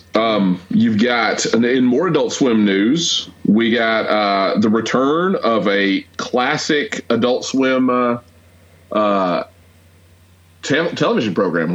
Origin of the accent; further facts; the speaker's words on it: Atlanta, Georgia, United States; growing up in Atlanta